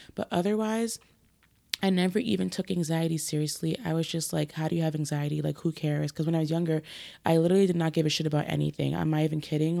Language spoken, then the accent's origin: English; New York City, New York, United States; moved away; I grew up in Brooklyn, uh, specifically Crown Heights, Flatbush area